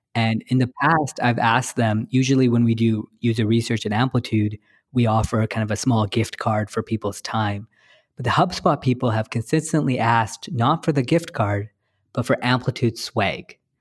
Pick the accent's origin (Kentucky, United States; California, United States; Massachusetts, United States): California, United States; San Francisco; I'm from San Francisco